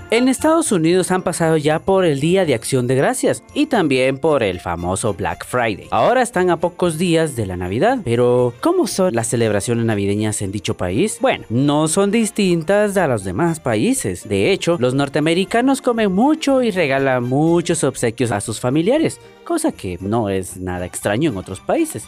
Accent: Guatemala; mi país de origen llamado Guatemala, mi bella Guatemala

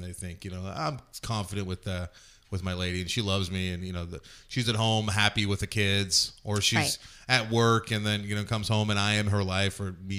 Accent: Ireland; I'm allowed to say that because I am an Irish person and I drink a lot.

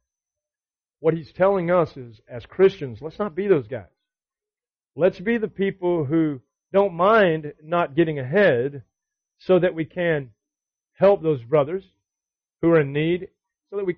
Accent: the South, United States; we grew up in the South

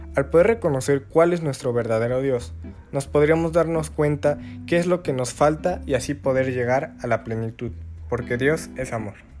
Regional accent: Puebla, Mexico; Soy de Puebla, México y actualmente estoy cursando el cuarto semestre de preparatoria

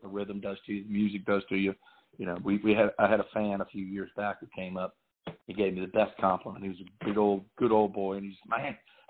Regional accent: New Orleans, Louisiana, United States; growing up in New Orleans

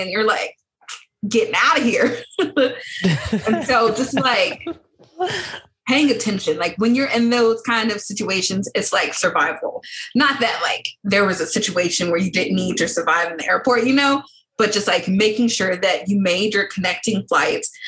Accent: United States; I'm from America.

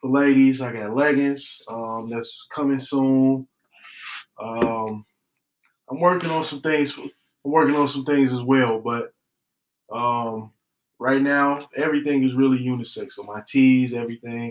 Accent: Chicago, Illinois, United States; also born or lived in South Side, Chicago; I'm originally from the East Side. I went to Powell for a few years. Yeah. I learned how to hoop and swim in Rainbow Beach. I was born at Jackson Park Hospital.

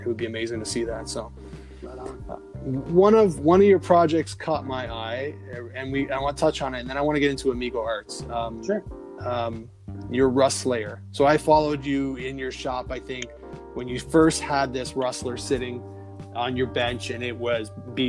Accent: Canada; I'm Canadian

